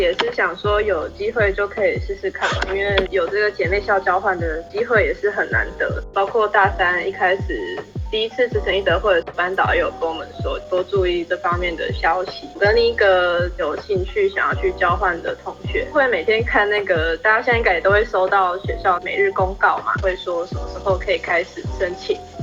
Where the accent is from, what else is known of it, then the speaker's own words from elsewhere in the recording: Taiwan; 因为像我们台湾人的话，应该说我就我看到啊，比如说看到日本的同学，就大家会比较愿意去跟他主动去跟他做交流